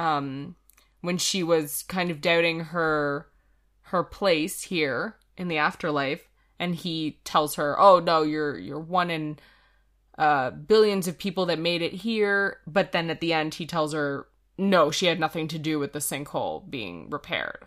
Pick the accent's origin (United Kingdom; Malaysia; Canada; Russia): Canada; we're Canadian